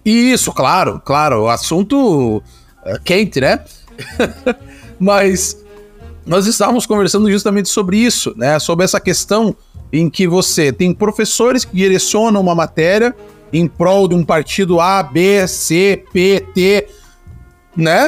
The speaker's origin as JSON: {"language": "Portuguese", "country": "Brazil", "said": "Nossa história como, como brasileiro"}